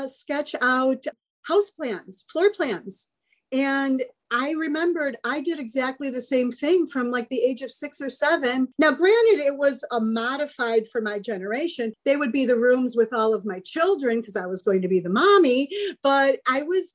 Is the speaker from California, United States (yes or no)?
no; Chicago, Illinois, United States; I was raised in Chicago by Union Catholic Chicago family